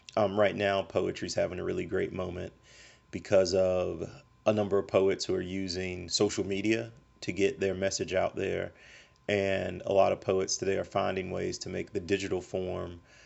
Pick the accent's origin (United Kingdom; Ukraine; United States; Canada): United States; Montgomery, Alabama; my personal history of growing up in Montgomery, Alabama